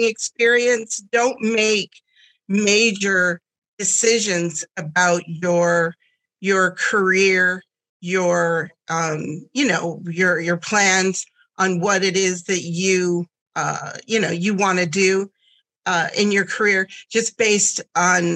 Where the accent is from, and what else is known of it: Southwest Michigan, United States; born or raised there; first language German; English is a second language; also born or lived in Germany